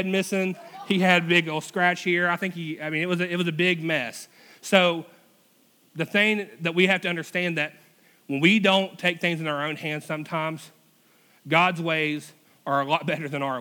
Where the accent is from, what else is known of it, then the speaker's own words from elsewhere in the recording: United States; we're classified as an American